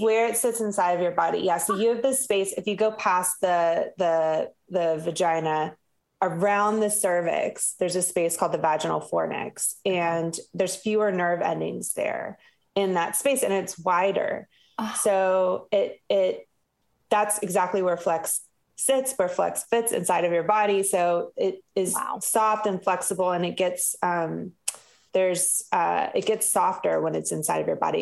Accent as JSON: {"language": "English", "region": "the South", "country": "United States", "said": "I'm from the South"}